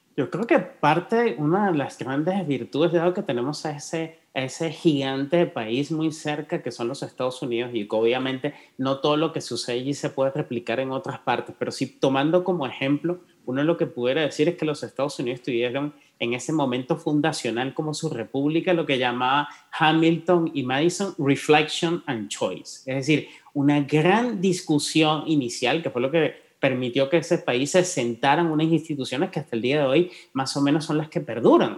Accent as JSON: {"language": "Spanish", "country": "Guatemala", "said": "como guatemalteco"}